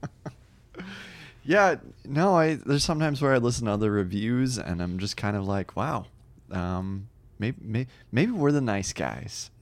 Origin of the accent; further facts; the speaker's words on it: New Jersey, United States; moved away; I did live in New Jersey